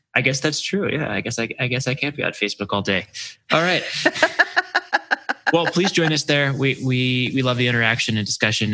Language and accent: English; Maryland, United States; I grew up in Maryland near the Naval Academy